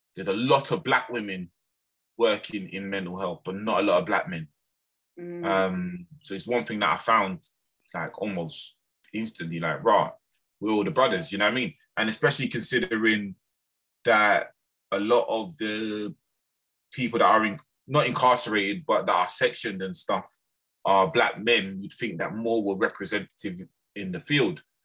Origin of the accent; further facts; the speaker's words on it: London, United Kingdom; I was from Lambeth